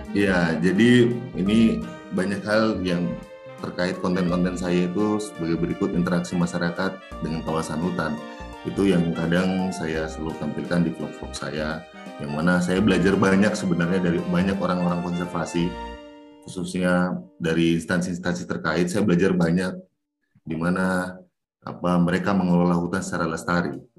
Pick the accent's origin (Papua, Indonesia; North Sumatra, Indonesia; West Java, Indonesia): Papua, Indonesia; saya besar di Papua